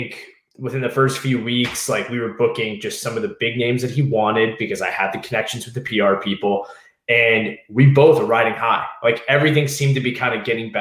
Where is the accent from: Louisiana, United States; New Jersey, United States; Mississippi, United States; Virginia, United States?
Virginia, United States; Southeast; moved away as an adult; also born or lived in Washington, D.C.; I was from Southeast Virginia.